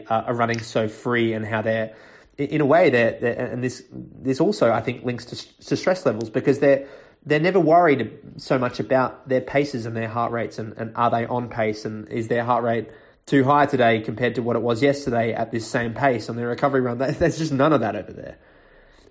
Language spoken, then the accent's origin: English; Australia; moved away as an adult; also born or lived in Europe; I grew up in Australia